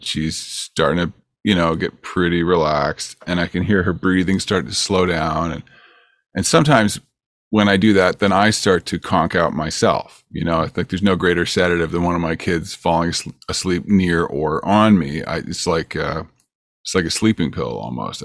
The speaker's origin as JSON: {"language": "English", "town": "Peterborough", "region": "Ontario", "country": "Canada", "tie": "born or raised there", "moved": "as an adult", "lives_now": "California, United States", "said": "I live in California, and I grew up in Ontario, but I, I came here when I was twenty-one years old"}